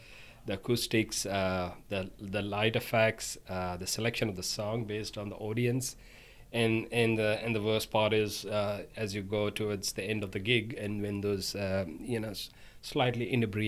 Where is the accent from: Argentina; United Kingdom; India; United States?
India; now in Australia; I'm from India.